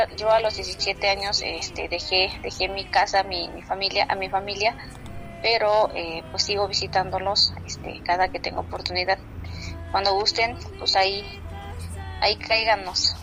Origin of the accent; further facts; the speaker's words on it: Sierra Mazateca, Oaxaca, Mexico; first language Mazatec; Spanish is a second language; nuestro baile tradicional en, allá en la Sierra Mazateca